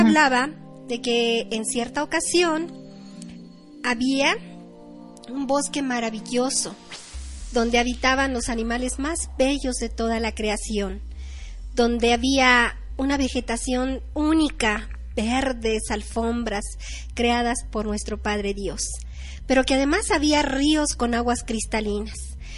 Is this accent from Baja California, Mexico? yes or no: no; State of Mexico, Mexico; primero aquí en mi país, en mi estado de México, en México